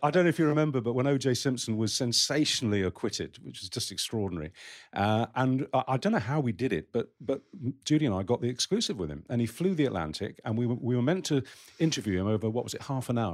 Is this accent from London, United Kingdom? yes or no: yes; Romford, London, United Kingdom; my hometown, Romford in Essex